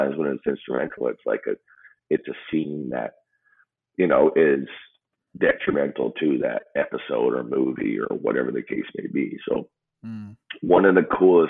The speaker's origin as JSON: {"language": "English", "region": "Newfoundland and Labrador", "country": "Canada", "tie": "born or raised there", "said": "I grew up in Newfoundland."}